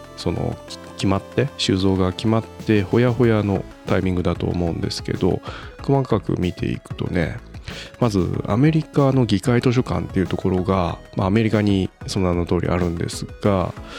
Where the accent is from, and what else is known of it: Japan